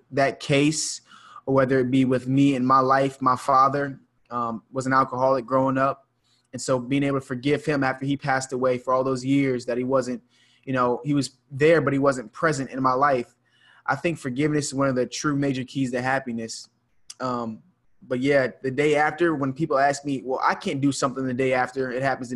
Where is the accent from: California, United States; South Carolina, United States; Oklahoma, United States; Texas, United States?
South Carolina, United States; Charleston; here in my hometown of Charleston, South Carolina